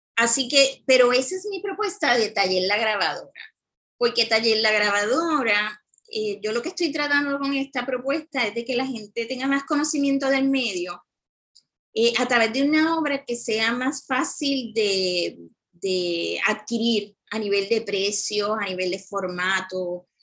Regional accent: San Juan, Puerto Rico; yo me crié en Cupey

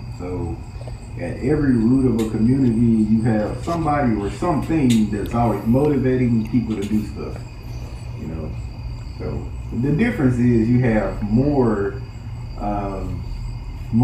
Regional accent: United States; as an American

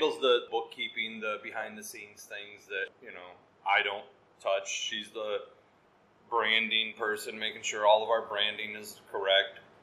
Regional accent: Hillsdale County, Michigan, United States; me and my wife were from Hillsdale County

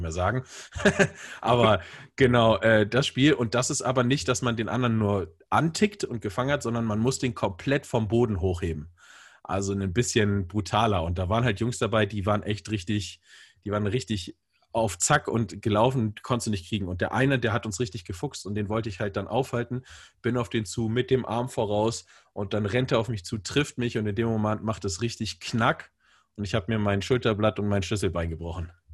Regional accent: Bremen, Germany; moved away as an adult; also born or lived in Hamburg; now in Hesse, Germany; also ich komme aus Bremen und bin dann äh, zu meinem Studium umgezogen nach Hamburg und bin jetzt äh, äh, hier in Hessen gelandet

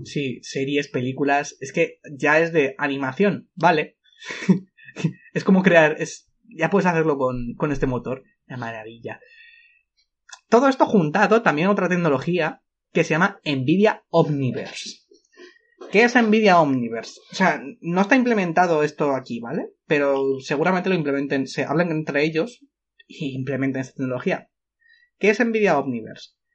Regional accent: Spain; somos españoles

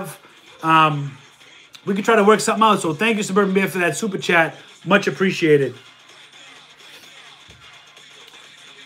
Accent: Boston, Massachusetts, United States; I'm from Boston and we're loud

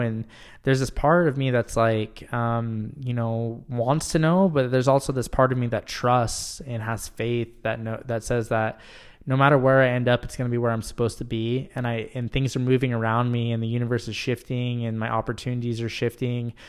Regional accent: Utah, United States; moved away as an adult; now in Michigan, United States; I am originally from Utah

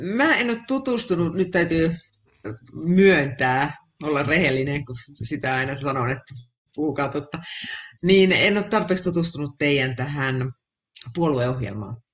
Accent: Finland; moved away; No sitä Suomea, mistä mä oon lähtenyt, sitä ei kyllä enää ole

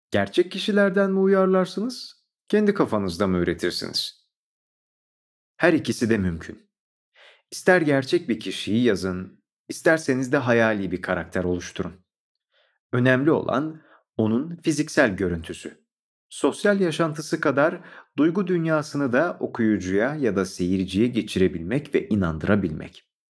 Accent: Istanbul, Turkey; born there; 1981 İstanbul doğumluyum. Kendimi bildim bileli sanata hep ilgi duydum.

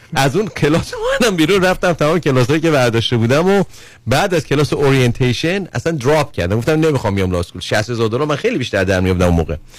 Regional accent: Iran; moved away as an adult; من دارم به عنوان یک ایرانی که الان دو سال اینجا هستم 16 هم بودی تو ایران بودم

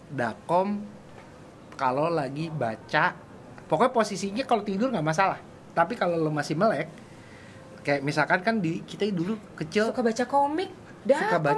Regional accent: Jakarta, Indonesia; gua gua asli Betawi hmm. gua di hmm. Jakarta

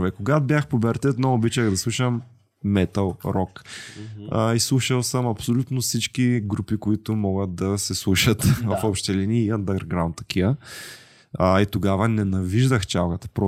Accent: Yambol, Yambol Province, Bulgaria; born there; now in Straldzha, Bulgaria; Роден съм в Ямбул, живея

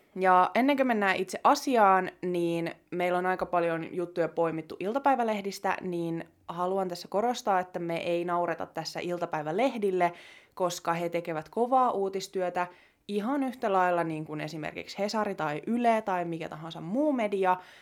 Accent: Jyväskylä, Central Finland, Finland; täältä Jyväskylästä, jossa mekin ollaan niin kotoisin

